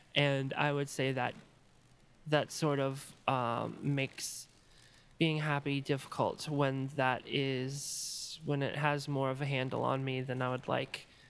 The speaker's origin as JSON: {"language": "English", "region": "Maryland", "country": "United States", "tie": "born or raised there", "also_born_or_lived": "Chicago", "moved": "as an adult"}